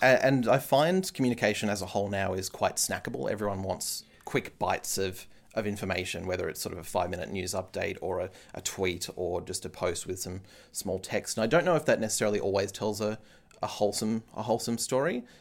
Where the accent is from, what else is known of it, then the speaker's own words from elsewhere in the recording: Canberra, Australian Capital Territory, Australia; growing up in Canberra.